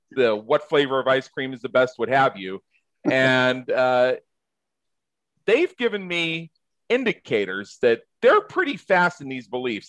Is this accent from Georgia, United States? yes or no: no; just south of Pittsburgh, Pennsylvania, United States; moved away; I grew up just south of Pittsburgh